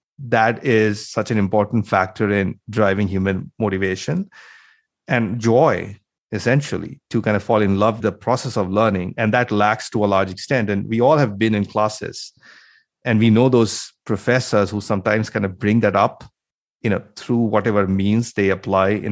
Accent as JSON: {"language": "English", "country": "India", "tie": "born or raised there", "moved": "as an adult", "lives_now": "United States", "said": "I grew up in India, then I came to the US, did my master's, and then worked in the industry for about 10 years"}